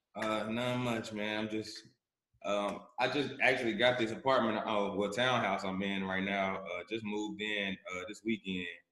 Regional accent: Charlotte, North Carolina, United States; I'm from Charlotte, North Carolina, born and raised.

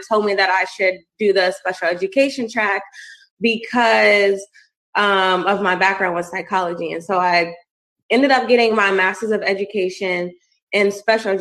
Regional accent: Woodbridge, Virginia, United States; I'm from Woodbridge, Virginia

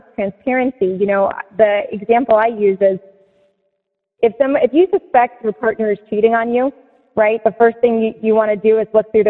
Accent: Seneca Falls, New York, United States; now in Palm Beach County, Florida, United States; I grew up in Seneca Falls, New York, in part

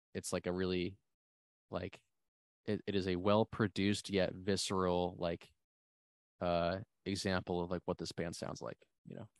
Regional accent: New Jersey, United States; I'm from New Jersey

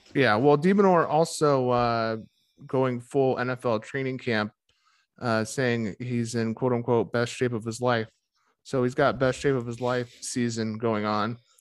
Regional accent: United States; as an American tennis fan

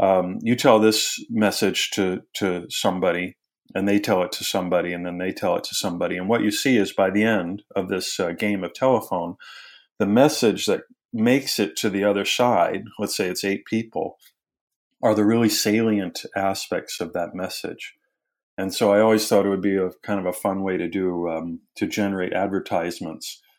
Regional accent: Wisconsin, United States; also born or lived in England / London / Durham / Bristol; now in Knoxville, United States; I'm originally from Wisconsin

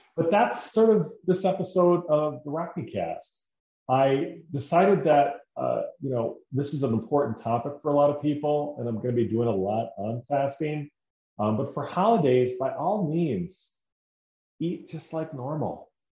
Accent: Decorah, Iowa, United States; moved away; my hometown is Decorah

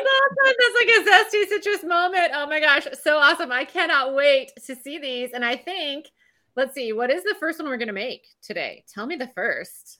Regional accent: California, United States; also born or lived in England; growing up in California, I had sun all the time until I was in England

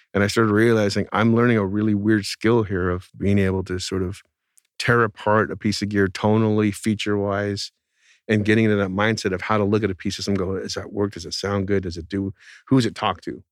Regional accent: outside the Bay Area, California, United States; the town I grew up in outside the Bay Area was not in the Bay Area

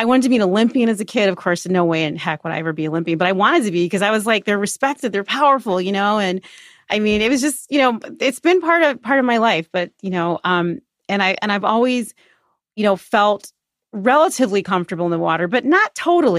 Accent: Chicago, Illinois, United States; I grew up in the Beverly neighborhood

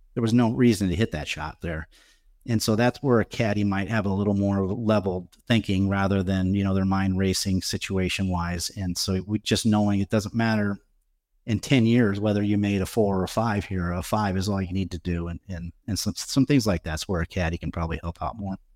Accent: Omaha, Nebraska, United States; my hometown

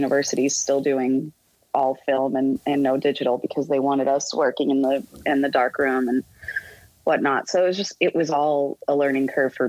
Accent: Boston, Massachusetts, United States; moved away; also born or lived in Miami; I grew up in Boston and we were huge sports fans

